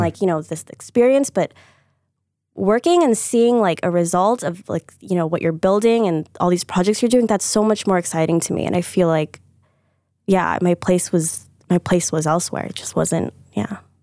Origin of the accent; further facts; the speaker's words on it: Deerfield, Illinois, United States; moved away; also born or lived in New York; I'm from Deerfield, Chicago